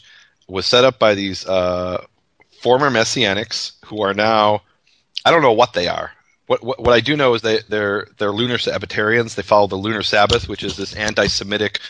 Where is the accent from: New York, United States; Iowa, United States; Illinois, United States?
Illinois, United States; Chicago; I'm from Chicago